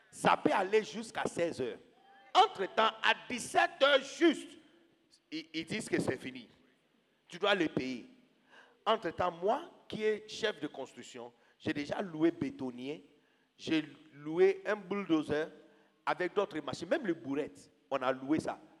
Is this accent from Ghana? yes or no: yes; Ghana; moved away as an adult; now in Côte d'Ivoire; Quand j'étais petit, père, au Ghana